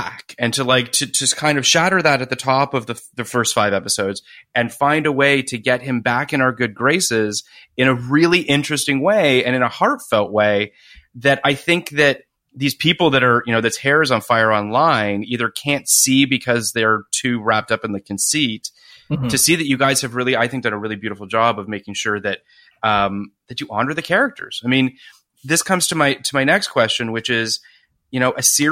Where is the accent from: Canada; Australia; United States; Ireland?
Canada; I am Canadian like Scott Speedman